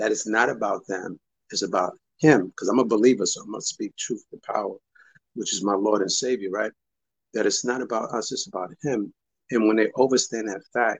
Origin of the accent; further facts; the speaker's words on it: New York City, New York, United States; also born or lived in Harlem, New York / Brooklyn, New York; I was born in Harlem, raised in the Bronx. I lived in Brooklyn for over 15 years. I'm a New Yorker to the umpteenth percentile